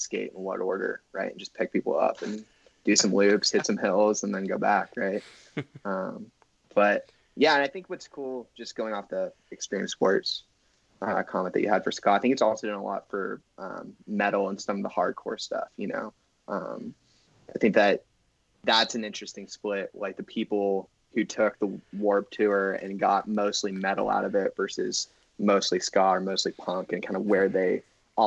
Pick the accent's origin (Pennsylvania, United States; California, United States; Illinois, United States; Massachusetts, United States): California, United States; Northern; growing up in Northern California